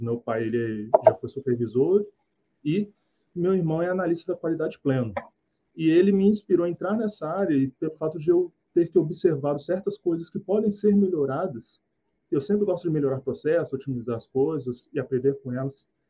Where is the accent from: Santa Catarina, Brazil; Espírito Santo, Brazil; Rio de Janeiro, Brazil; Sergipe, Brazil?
Espírito Santo, Brazil; Vila Velha; eu tenho 27 anos, eu sou de Vila Velha, do Espírito Santo.